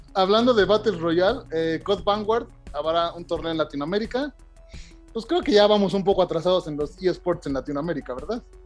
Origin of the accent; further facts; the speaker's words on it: Mexico; siendo mexicano